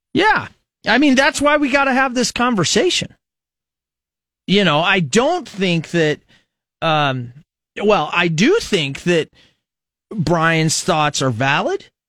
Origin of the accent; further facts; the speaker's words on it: United States; As an American